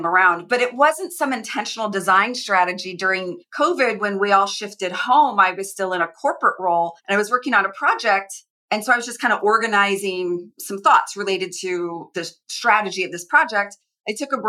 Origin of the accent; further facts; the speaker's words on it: Phoenix, Arizona, United States; now in West Coast, United States; I grew up in Phoenix